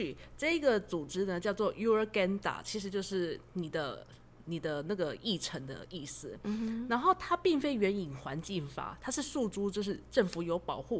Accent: Taiwan; moved away as an adult; now in Netherlands; 我们台湾人到了荷兰，

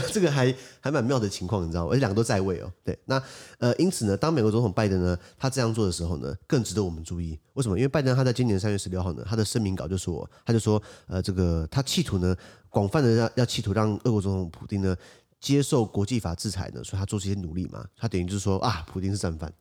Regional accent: Taiwan; 我们台湾这边

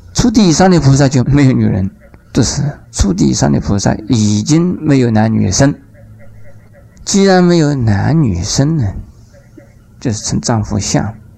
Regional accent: Taiwan; 我们台湾

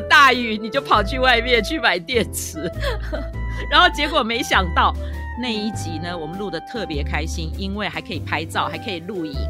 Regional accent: Taipei, Taiwan; 我是在台北长大的，就讲国语就是很自然的

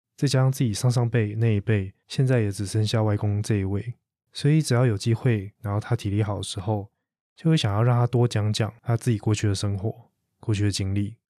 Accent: Tamsui, New Taipei, Taiwan; moved away; also born or lived in Sanchong / Taichung; 我的家乡并不是三重，而是淡水，所以我也很期待在徒步环岛的最后一天，我能够用自己的双脚走过过去住了好久好久的一个地方

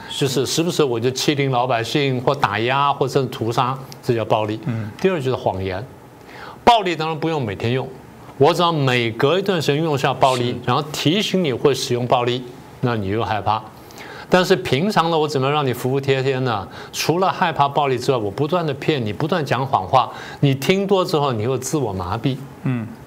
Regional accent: Taiwan; 这些好像是我们台湾人跟他讲的话

